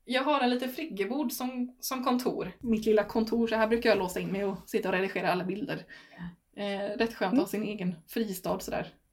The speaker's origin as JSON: {"language": "Swedish", "town": "Stenungsund", "region": "Västra Götaland", "country": "Sweden", "moved": "as an adult", "lives_now": "Herrljunga, Sweden", "said": "jag är från Stenungsund egentligen innan så att jag har bott från, vid kusten"}